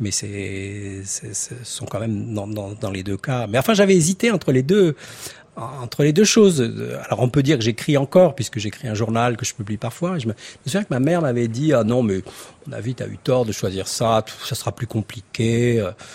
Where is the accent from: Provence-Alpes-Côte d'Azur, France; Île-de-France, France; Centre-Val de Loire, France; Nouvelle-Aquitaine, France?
Centre-Val de Loire, France; Torteron; mon village natal à Torteron et euh, dans le Cher